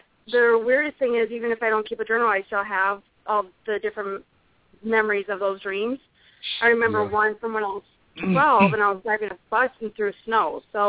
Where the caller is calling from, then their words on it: South Dakota, United States; I'm from South Dakota.